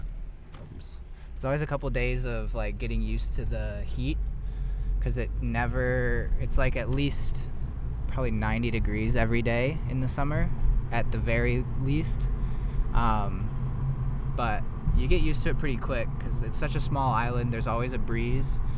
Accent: Michigan, United States; I was born in Michigan

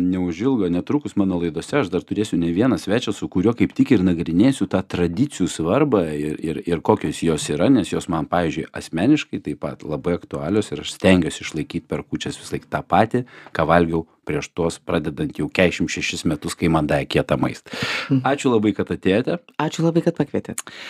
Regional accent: Lithuania; aš gi lietuvis

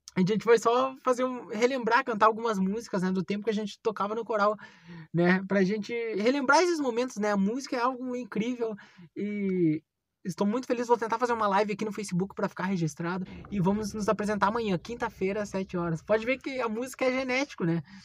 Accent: Bagé, Rio Grande do Sul, Brazil; moved away as an adult; estou aqui em Bagé, vim visitar minha terra natal

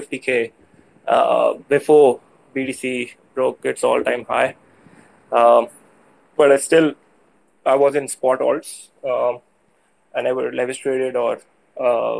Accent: Pakistan; I'm from South Asia. I'm from Pakistan.

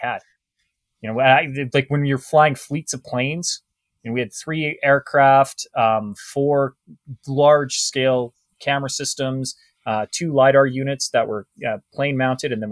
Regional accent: Canada; I'm a Canadian

